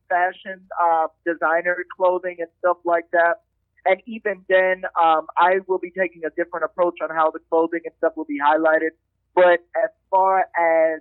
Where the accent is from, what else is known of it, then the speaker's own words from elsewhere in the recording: Palm Beach, Florida, United States; I'm from Palm Beach